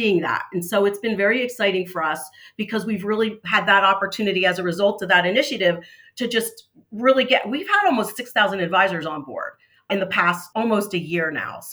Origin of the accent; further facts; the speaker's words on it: New Jersey, United States; I'm born and bred in New Jersey